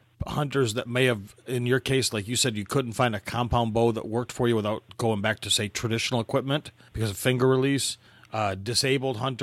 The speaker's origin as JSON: {"language": "English", "region": "Michigan", "country": "United States", "tie": "born or raised there", "moved": "as an adult", "said": "I was gone from Michigan for 20 plus years. And when I first was, you know, when I was grew up in Michigan"}